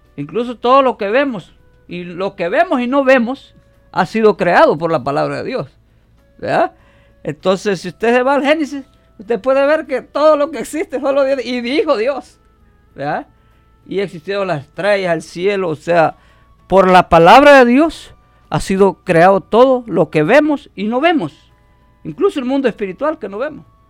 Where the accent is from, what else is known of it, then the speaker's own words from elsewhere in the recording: El Salvador; now in Omaha, United States; soy salvadoreño